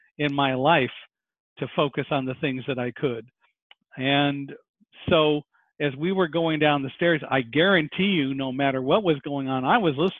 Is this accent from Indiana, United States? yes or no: no; Palmdale, California, United States; I grew up in Palmdale, California